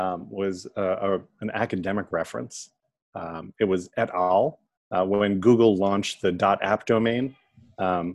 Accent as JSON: {"language": "English", "town": "New York City", "region": "New York", "country": "United States", "tie": "born or raised there", "said": "I'm a native New Yorker, born and bred in New York"}